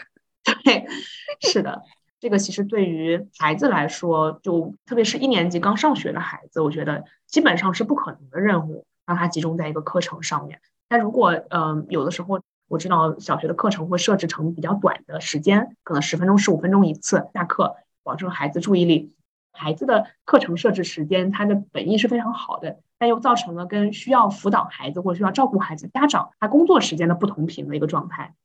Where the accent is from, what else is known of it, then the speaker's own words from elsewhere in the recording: China; 就好像我们中国人，中国同学之间就会调笑说